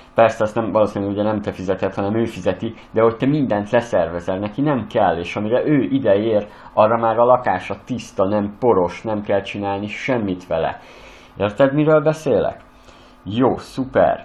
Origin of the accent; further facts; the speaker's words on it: Western Hungary, Hungary; én Nyugat-Magyarországról származok